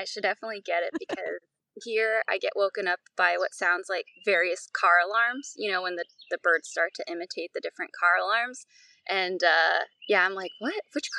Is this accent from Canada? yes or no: no; Downey, California, United States; Yeah, so I grew up in Southern California, Los Angeles, and then even more specifically Downey, California.